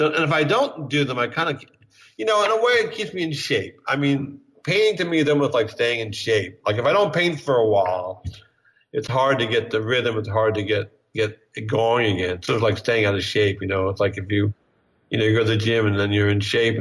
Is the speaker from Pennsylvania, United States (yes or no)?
yes; Bryn Mawr, Pennsylvania, United States; born or raised there; moved away; also born or lived in New York